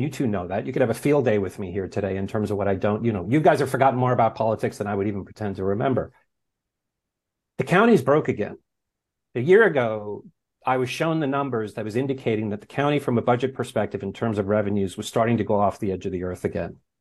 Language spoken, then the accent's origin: English; New York, United States; moved away as an adult; also born or lived in Los Angeles; now in Santa Ynez Valley, United States; I'm a product of New York public schools